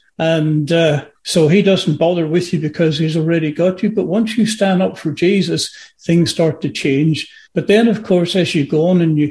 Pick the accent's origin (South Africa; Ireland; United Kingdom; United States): Ireland; being Irish, we're very easygoing